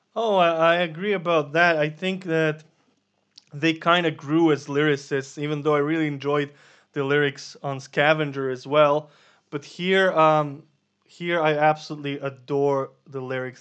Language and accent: English; Serbia; we're from Serbia